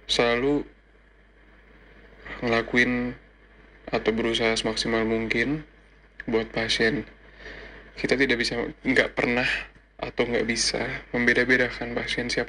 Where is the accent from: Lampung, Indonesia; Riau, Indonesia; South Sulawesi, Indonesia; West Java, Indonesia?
West Java, Indonesia; Bekasi; now in Malang, Indonesia; Ya, gue asal Bekasi, tapi sekarang gue sekarang menjalani tugas di Rumah Sakit Saiful Anwar Malang sebagai dokter muda atau koas.